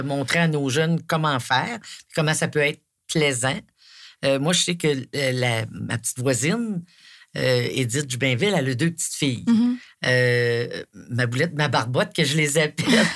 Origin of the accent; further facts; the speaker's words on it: Coaticook, Quebec, Canada; je viens de Quaticook. Euh, né ici et élevé ici